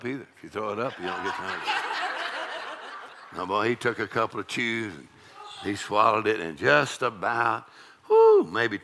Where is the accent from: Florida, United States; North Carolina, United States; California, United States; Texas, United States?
Texas, United States; I'm from Texas